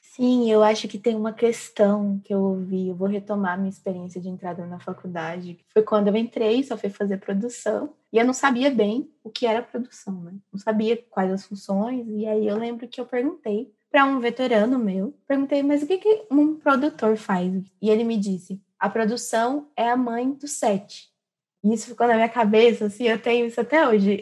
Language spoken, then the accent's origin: Portuguese; Três Lagoas, Mato Grosso do Sul, Brazil; moved away as an adult; now in São Carlos, Brazil; Eu sou do interior do Mato Grosso do Sul, Três Lagoas